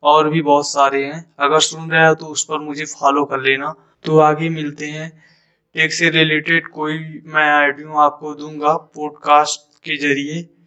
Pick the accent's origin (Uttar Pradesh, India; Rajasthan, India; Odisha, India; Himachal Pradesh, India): Uttar Pradesh, India; Jaunpur; और मैं उत्तर प्रदेश जौनपुर का रहने वाला हूँ